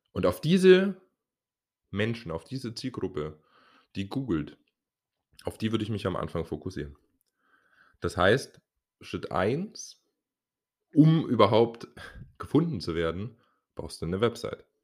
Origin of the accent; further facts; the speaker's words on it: Dresden, Saxony, Germany; ich bin aus Dresden und habe hier mein Person Training Business aufgebaut.